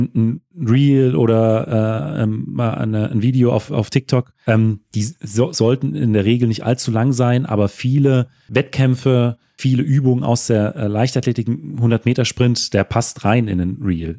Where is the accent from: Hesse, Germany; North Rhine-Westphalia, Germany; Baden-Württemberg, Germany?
Hesse, Germany; als Hesse